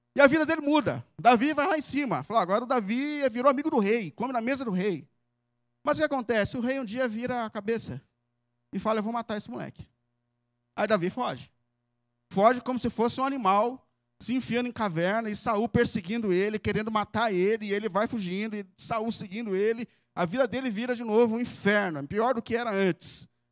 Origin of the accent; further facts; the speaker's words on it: São Paulo, Brazil; como paulistano, e que às vezes visita um sítio assim no interiorzinho aqui de São Paulo